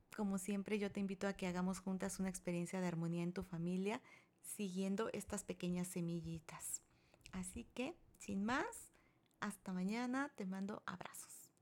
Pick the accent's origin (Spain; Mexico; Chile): Mexico; en mi país, México